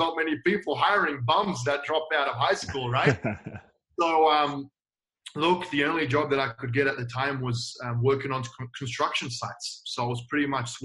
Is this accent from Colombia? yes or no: no; Australia; also born or lived in Milan, Italy; now in United States; I'm originally from Australia